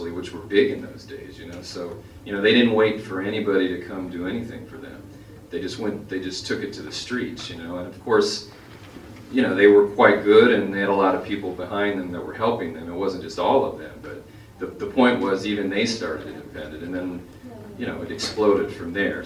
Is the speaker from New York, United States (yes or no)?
no; Kansas, United States; moved away as an adult; now in Los Angeles, United States; I came out here from the Midwest. I grew up in Kansas